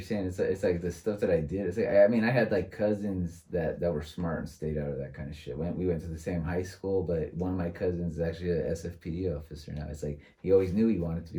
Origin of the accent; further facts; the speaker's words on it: San Francisco, California, United States; I was born and raised in San Francisco